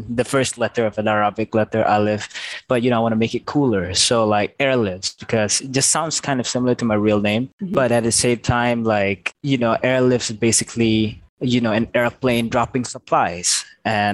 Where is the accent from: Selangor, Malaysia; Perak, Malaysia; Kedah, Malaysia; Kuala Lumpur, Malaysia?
Selangor, Malaysia; Petaling Jaya; I was born in Asunta PJ Hospital